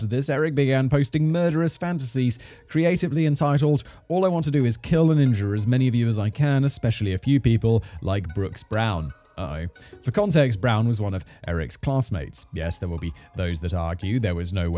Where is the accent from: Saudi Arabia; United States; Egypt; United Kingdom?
United Kingdom; I'm British